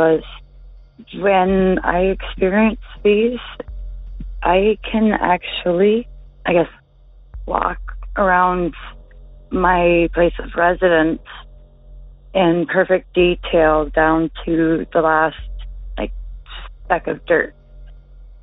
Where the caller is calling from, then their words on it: Ontario, Canada; I'm calling from Ontario, Canada.